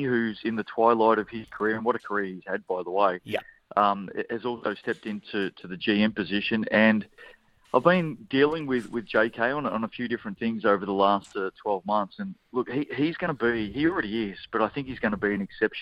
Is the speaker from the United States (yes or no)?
no; Australia; now in New Zealand; Here I am as an Aussie